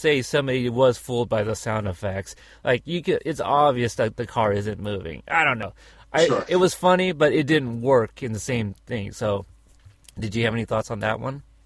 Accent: Texas, United States; I was born in Texas

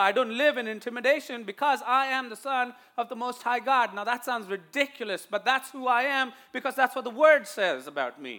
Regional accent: India; accent: Indian; now in United States; my Indian accent

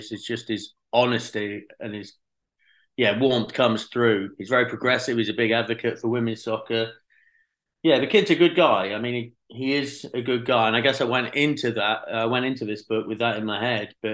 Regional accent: England, United Kingdom; I'm English. You know, I grew up 200 miles away. I mean, obviously not in London

